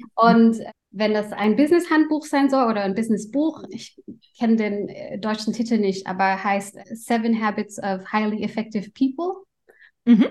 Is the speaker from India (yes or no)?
no; Indonesia; now in Germany; meine Kindheit und ich komme aus Indonesien